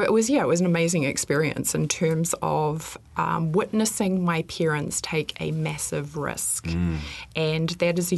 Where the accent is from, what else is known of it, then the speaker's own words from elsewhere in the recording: Culverden, Canterbury, New Zealand; also born or lived in Christchurch / Banks Peninsula; I was born in Christchurch, but I grew up in the very popular destination of Culverden, which is about 90 minutes north of Christchurch